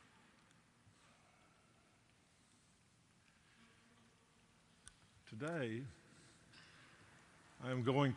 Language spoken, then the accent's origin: English; North Carolina, United States; my hometown in North Carolina